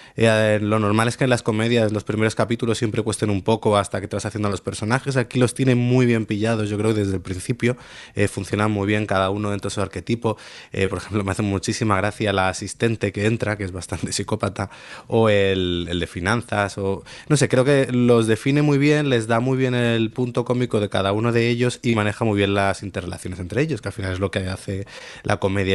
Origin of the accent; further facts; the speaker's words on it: Spain; mí como espectador español